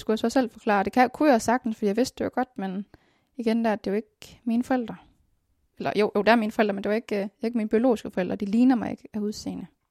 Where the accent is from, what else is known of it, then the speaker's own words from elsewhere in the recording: Denmark; also born or lived in Colombia; Jeg er dansker, jeg er dansk statsborger